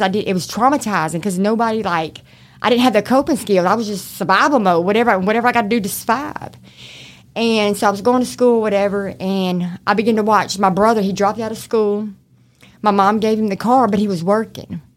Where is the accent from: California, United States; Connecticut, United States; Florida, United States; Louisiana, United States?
Louisiana, United States; Shreveport; accent: mixture of country; also born or lived in Oklahoma / Arkansas / Texas / Baton Rouge; I'm from Shreveport, born and raised.